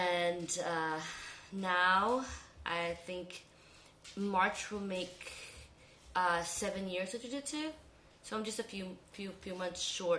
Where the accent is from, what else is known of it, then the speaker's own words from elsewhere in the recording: Belize; also born or lived in Los Angeles, United States / California, United States; now in Houston, United States; I was born in Belize, and then my parents went through a divorce. So my mom moved to LA first, and then somehow we ended up in Houston. This was back in 2003, I believe. And then I lived in California for a while